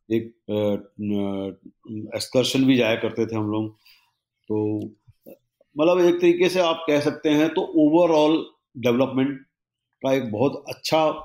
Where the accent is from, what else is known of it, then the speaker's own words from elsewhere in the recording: Rewa, Madhya Pradesh, India; मैं रीवा का रहने वाला हूँ ओरिजिनली